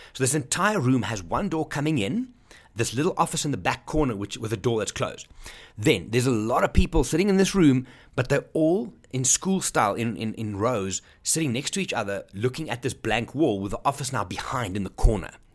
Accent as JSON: {"language": "English", "town": "Johannesburg", "region": "Gauteng", "country": "South Africa", "said": "I'm from Johannesburg, South Africa"}